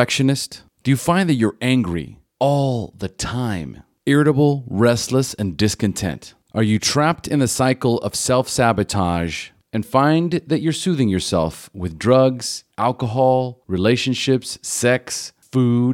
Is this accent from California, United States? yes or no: yes; Pasadena, California, United States; moved away; I'm originally from Pasadena, so... L.A.